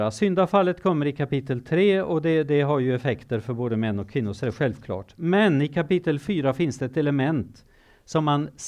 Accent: Kenya; also born or lived in Zimbabwe; Nu är det så att jag har levt i Kenya i många år. Jag är född i Zimbabwe, jag är uppvuxen som tonåring i Kenya och jag har arbetat som missionär i Kenya.

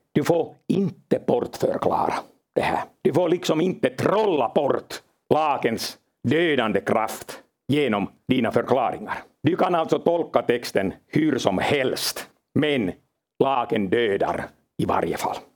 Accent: Finland; jag kommer från Finland

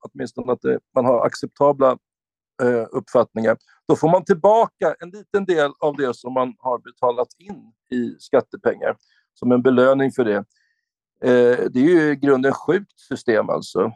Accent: Sweden; här i vårt land, Sverige

